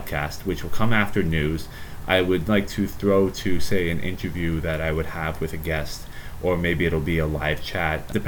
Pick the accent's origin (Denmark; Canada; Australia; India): Canada; Ontario; I am born and raised in Canada, Ontario, Canada